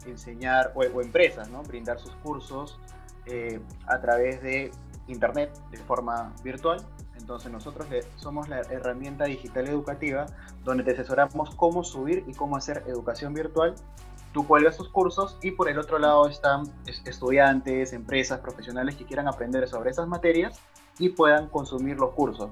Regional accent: Peru; somos, somos peruanos, somos peruanos.

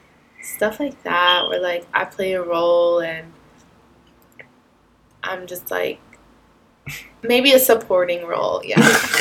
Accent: Wilmington, North Carolina, United States; now in New York, United States; Wilmington, North Carolina.

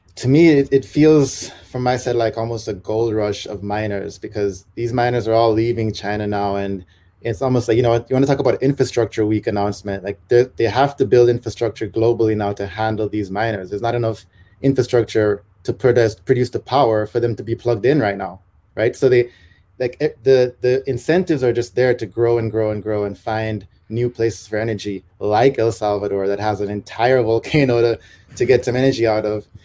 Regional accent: Jamaica; moved away; I'm a Jamaican digital nomad

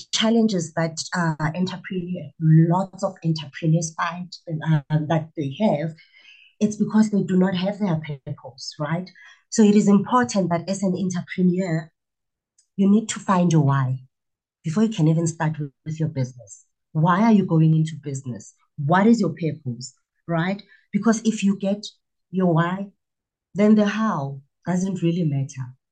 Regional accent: Pretoria, Gauteng, South Africa; I was born and bred in Pretoria in the dusty streets of Soshanguve

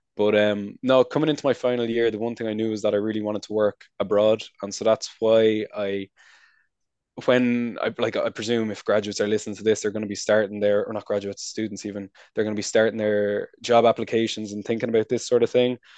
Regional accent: Wicklow, Leinster, Ireland; moved away as an adult; also born or lived in Nantes, France; now in Paris, France; I'm from Wicklow

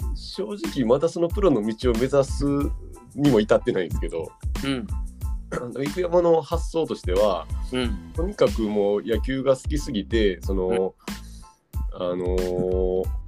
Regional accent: Osaka, Japan; 当時大阪に地元の大阪に

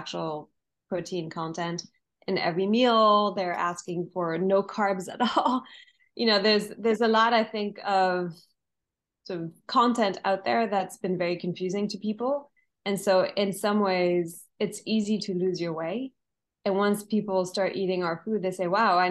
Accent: France; moved away; I'm originally from France

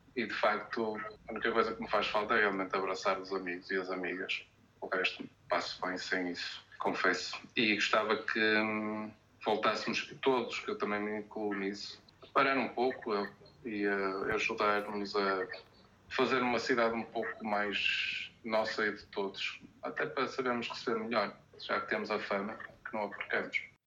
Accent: Portugal; como português

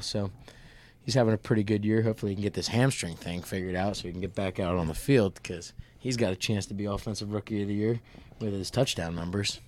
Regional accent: Nazareth, Pennsylvania, United States; I'm from Nazareth, Pennsylvania, the Lehigh Valley

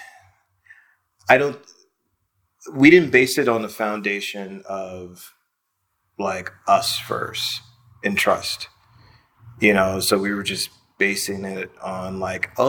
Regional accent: Los Angeles, California, United States; moved away as an adult; also born or lived in Brooklyn, New York; I'm from Los Angeles, California

